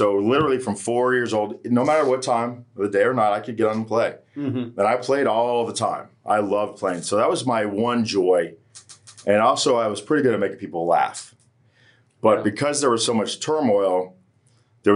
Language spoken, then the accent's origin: English; Hollywood, Florida, United States; I was born here in Hollywood, Florida, which is a really beautiful place